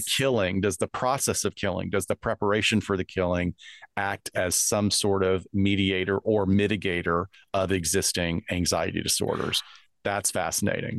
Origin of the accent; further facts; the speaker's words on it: United States; I'm from the US